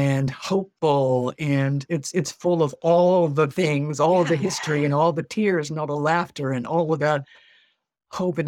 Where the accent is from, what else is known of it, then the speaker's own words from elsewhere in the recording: Baltimore, Maryland, United States; also born or lived in Buffalo, New York; the house in which my siblings and I grew up in Baltimore. Although I was born in Buffalo, New York, we were raised primarily in Baltimore